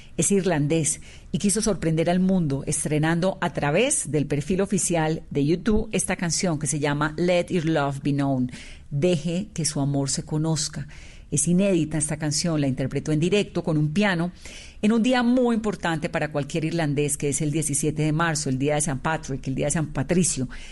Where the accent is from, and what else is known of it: Colombia